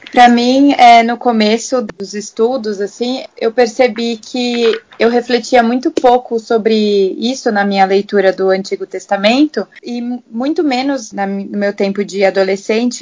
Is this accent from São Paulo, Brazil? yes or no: yes; São Caetano do Sul, São Paulo, Brazil; sou de São Caetano do Sul, no estado de São Paulo, também no Brasil